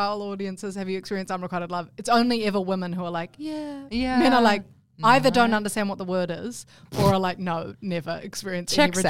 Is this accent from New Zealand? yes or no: yes; New Zealand; now in Australia; I could renounce my New Zealand citizenship. I am an Australian citizen as well now.